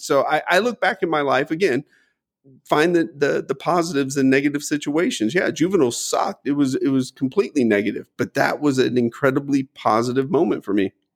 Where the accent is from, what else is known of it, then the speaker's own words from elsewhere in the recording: United States; I was born in the United States.